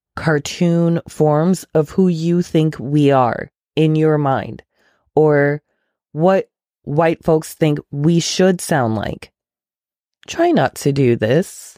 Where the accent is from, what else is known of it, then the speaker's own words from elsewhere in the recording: Ghana; moved away; I am from Ghana. My family is from Ghana.